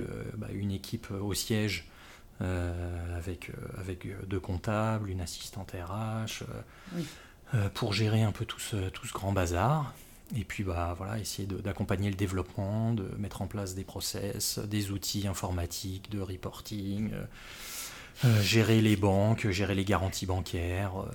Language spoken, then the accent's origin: French; Les Mureaux, Île-de-France, France; moved away; de la bonne banlieue de, Paris, à savoir euh, en l'occurrence les Mureaux où j'ai grandi.